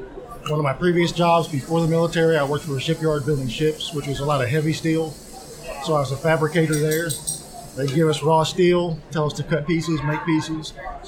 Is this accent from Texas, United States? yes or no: yes; Buffalo Gap, Texas, United States; I'm from Buffalo Gap, Texas, a little town just outside of Abilene, Texas.